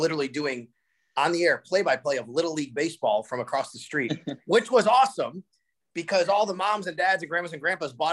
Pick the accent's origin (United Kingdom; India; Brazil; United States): United States; Cheektowaga, New York; I did grow up in Western New York. I grew up in Cheektowaga